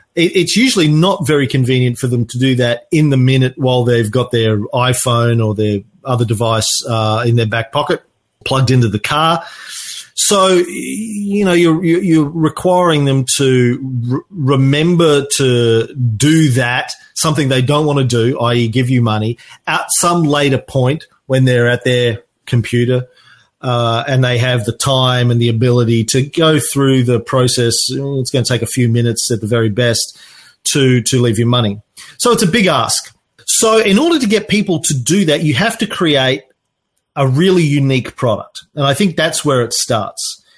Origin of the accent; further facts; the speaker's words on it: Australia; I'm an Aussie